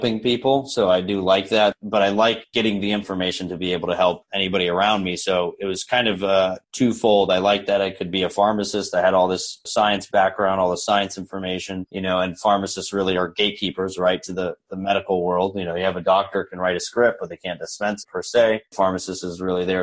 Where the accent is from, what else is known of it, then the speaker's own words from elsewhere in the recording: Orlando, Florida, United States; I was born here in Orlando.